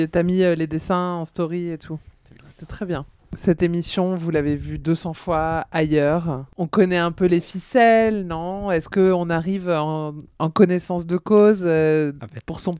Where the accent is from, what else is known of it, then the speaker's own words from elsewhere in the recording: France; sujet touchy parce qu'on est français et qu'on n'aime pas parler d'argent